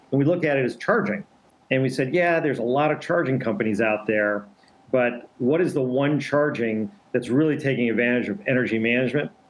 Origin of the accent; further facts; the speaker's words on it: Detroit, Michigan, United States; born and raised in Detroit